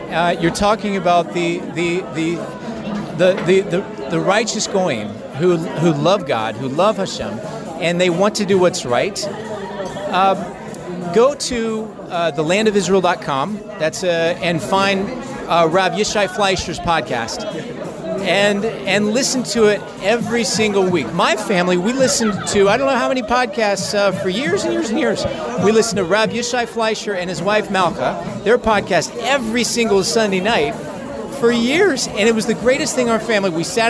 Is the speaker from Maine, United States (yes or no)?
no; North Carolina, United States; now in Israel; I came from North Carolina.